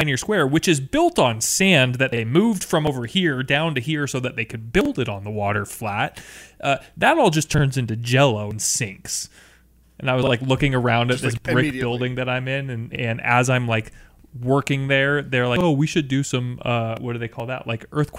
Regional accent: the Northwest, Pacific Northwest, United States; I was born and raised in the Northwest

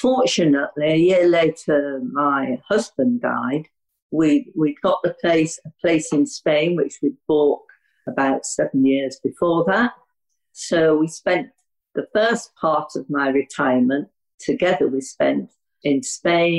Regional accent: Yorkshire and the Humber, United Kingdom; also born or lived in Hampshire; now in Wiltshire, United Kingdom; I'm from Yorkshire. Have been living down south, Hampshire, for about 35 years. I'm now in Wiltshire

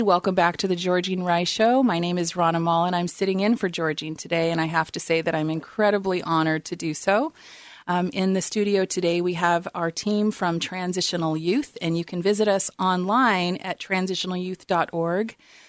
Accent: New Orleans, Louisiana, United States; born there; But I was born into homelessness in New Orleans, and for the first 7 years of my life, the family car was my home

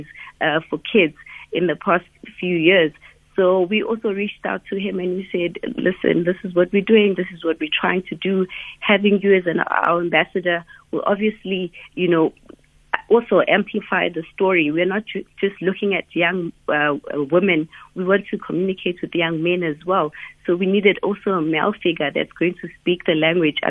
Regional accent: Umlazi, KwaZulu-Natal, South Africa; I grew up in Wamashu

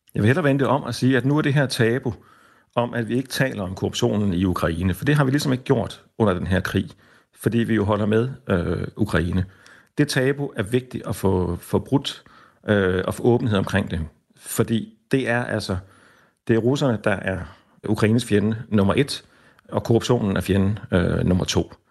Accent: Denmark; os selv øh, hjemme i Danmark

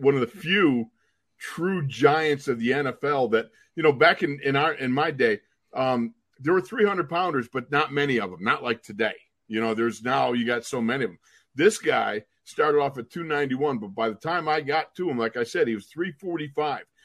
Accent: Buffalo, New York, United States; we're all three of us we're from Buffalo.

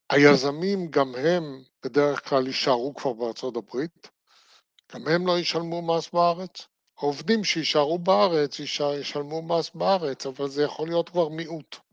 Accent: Israel; אני נולדתי בארץ, חייתי בארץ, אני אמות בארץ

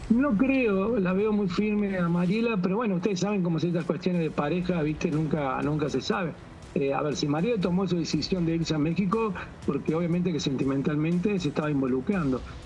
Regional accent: Córdoba, Argentina; also born or lived in Villa Carlos Paz; soy de Córdoba, que es una ciudad que está a 30 kilómetros

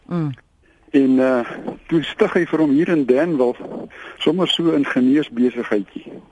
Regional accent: Somerset West, Western Cape, South Africa; Ek is kom van Somerset West af.

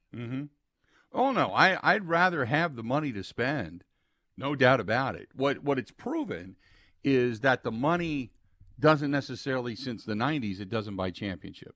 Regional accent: Cincinnati, Ohio, United States; moved away; growing up in Cincinnati, I had seventy-five and seventy-six in the Big Red Machine

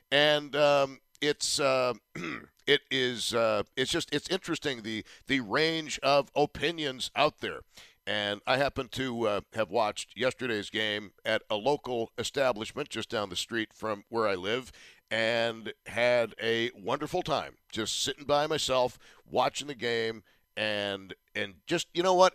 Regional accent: Buffalo, New York, United States; I'm from Buffalo

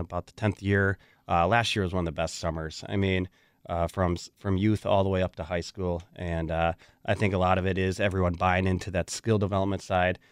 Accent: Waukesha, Wisconsin, United States; I'm from Waukesha, born and raised

